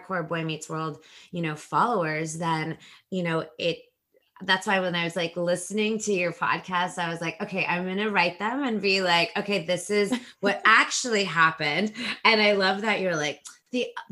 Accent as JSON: {"language": "English", "area": "a suburb outside of Los Angeles", "region": "California", "country": "United States", "tie": "born or raised there", "said": "I'm from Los Angeles. Well, a suburb outside of Los Angeles"}